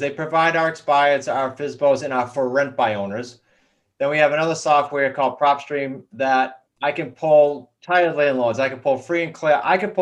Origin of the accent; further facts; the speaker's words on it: New England, United States; We're very blunt from New England.